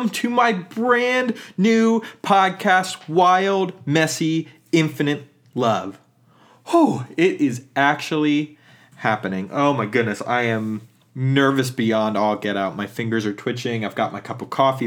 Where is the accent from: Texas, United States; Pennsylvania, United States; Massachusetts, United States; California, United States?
Pennsylvania, United States; central; moved away; the dominant culture within central Pennsylvania, and even though there's some things about my tradition growing up